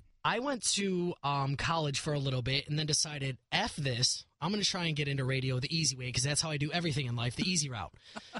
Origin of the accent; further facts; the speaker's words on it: Chicago, Illinois, United States; I grew up in Chicago, well, in the suburbs.